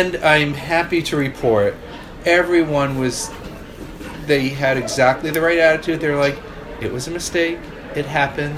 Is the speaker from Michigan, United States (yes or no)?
no; Boston, Massachusetts, United States; moved away; I am originally from the Boston area